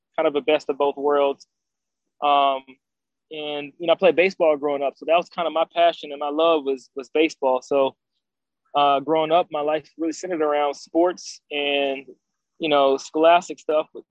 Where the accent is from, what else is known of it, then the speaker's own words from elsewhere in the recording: Decatur, Georgia, United States; I grew up in Atlanta, Georgia, um, actually more specifically Decatur